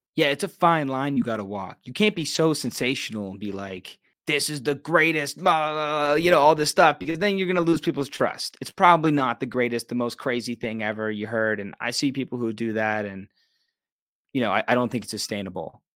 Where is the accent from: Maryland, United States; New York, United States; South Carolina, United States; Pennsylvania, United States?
Pennsylvania, United States; Pittsburgh; moved away as an adult; also born or lived in Los Angeles; And I just love Pittsburgh. This is my hometown.